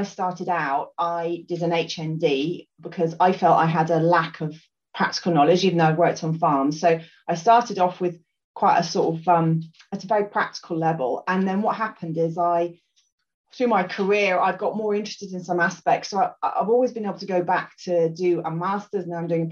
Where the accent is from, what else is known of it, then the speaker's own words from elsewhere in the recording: Scotland, United Kingdom; also born or lived in Lambourn, Berkshire; I grew up in Scotland